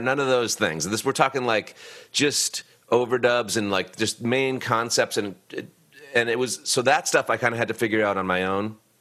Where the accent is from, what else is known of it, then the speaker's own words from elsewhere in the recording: Boston, Massachusetts, United States; I lived in Boston. I grew up in Boston